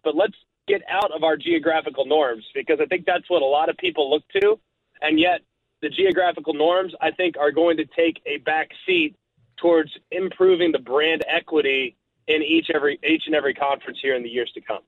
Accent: Dallas, Texas, United States; as a young man growing up in Dallas Fort Worth

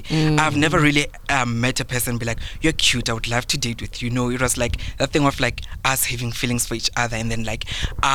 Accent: South Africa; I'm from Bush, Matsonga.

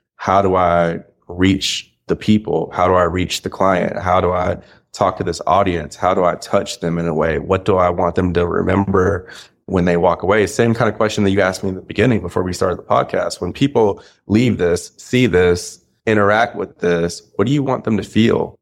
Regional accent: Kennesaw, Georgia, United States; I'm from Kennesaw, Georgia.

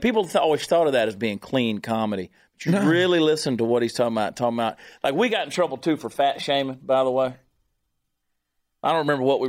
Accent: Georgia, United States; being from the state of Georgia and growing up in Georgia

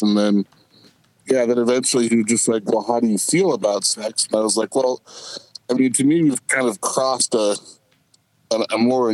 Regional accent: Midwest, United States; moved away as an adult; I was out from the Midwest. You know, my town was 2,000 people

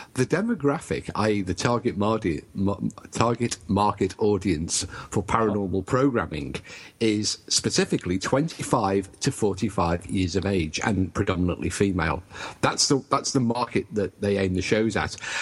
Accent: United Kingdom

